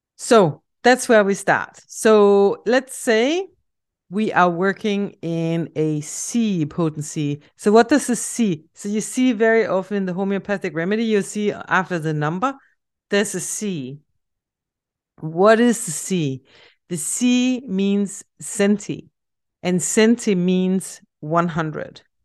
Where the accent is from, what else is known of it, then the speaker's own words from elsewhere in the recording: Denmark; accent: Danish; English is a second language; a Danish project that I'm working on. And now you also have the answer to where my accent is coming from